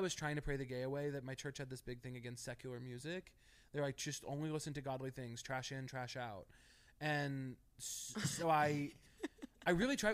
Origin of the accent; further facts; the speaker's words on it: Missouri, United States; moved away as an adult; also born or lived in Chicago; now in Los Angeles, United States; I grew up in Missouri in a very small town